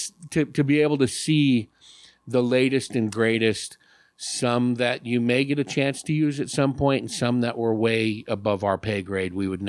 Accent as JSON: {"language": "English", "area": "Bay Area", "region": "California", "country": "United States", "tie": "born or raised there", "first_language": "English", "moved": "yes", "lives_now": "Arizona, United States", "said": "growing up in the Bay Area"}